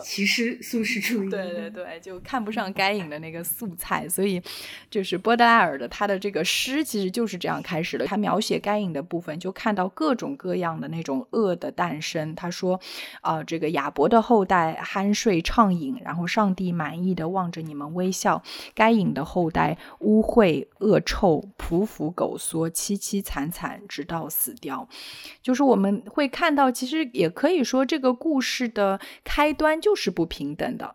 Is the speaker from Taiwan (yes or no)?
no; Shanghai, China; 我是上海土著，我是在上海出生的